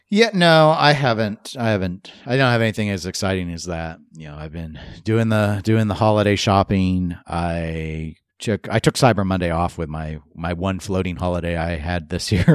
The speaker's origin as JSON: {"language": "English", "country": "United States", "said": "I'm American"}